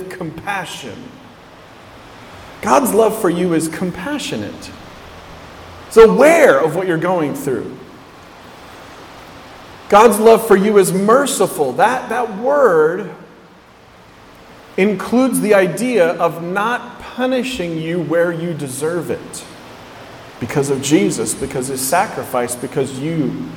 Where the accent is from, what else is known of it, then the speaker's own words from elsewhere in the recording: West Coast, United States; I grew up on the West Coast.